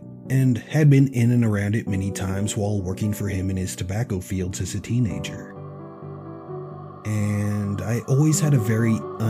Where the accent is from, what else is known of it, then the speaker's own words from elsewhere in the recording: Tennessee, United States; I grew up in Tennessee, about 1 mile from the Tennessee-Kentucky state line. There's actually a road there named State Line Road